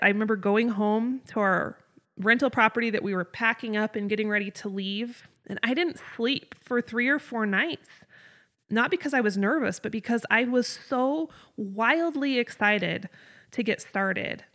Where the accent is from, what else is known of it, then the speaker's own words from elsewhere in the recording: North Idaho, United States; moved away as an adult; also born or lived in Southeast Wyoming; I grew up in North Idaho, up in the Panhandle.